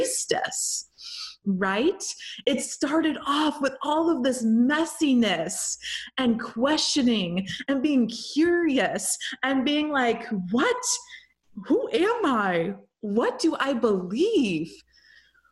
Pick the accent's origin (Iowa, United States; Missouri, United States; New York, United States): Missouri, United States; St. Louis; moved away as an adult; also born or lived in Milan, Italy; St. Louis, Missouri, my hometown